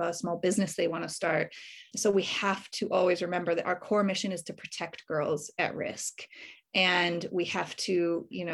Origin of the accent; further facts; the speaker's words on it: United States; now in Australia; I'm obviously originally from America. I've been in Australia for many years now